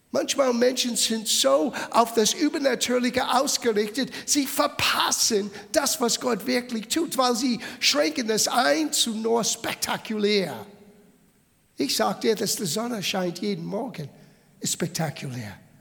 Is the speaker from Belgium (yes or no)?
no; United States; German is a second language; now in Bavaria, Germany; Ich habe italienische Abstimmung. Ich bin in Amerika geboren. Ich lebe seit 40 Jahren in Bayern.